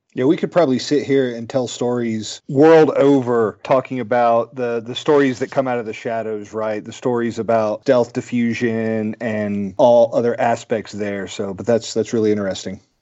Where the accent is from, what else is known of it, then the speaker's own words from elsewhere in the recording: United States; as an American